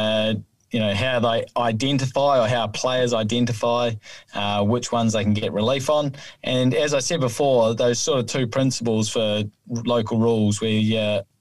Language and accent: English; New Zealand; now in Australia; I certainly like playing golf in my home country because there's no snakes in the rough